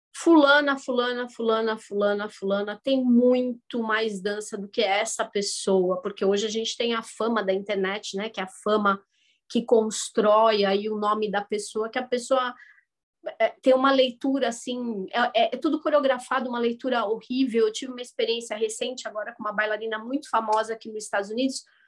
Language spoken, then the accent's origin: Portuguese; São Paulo, Brazil; moved away as an adult; also born or lived in Lebanon; now in United States; Nasci no Brasil, nasci em São Paulo